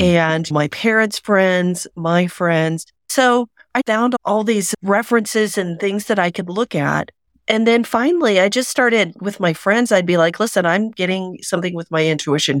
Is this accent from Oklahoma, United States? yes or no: yes; Oklahoma, United States; I grew up in Oklahoma, the buckle of the Bible Belt